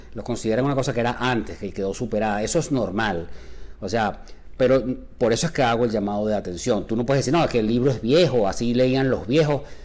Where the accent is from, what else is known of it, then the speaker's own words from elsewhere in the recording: Caracas, Capital District, Venezuela; mi patria chica es Caracas.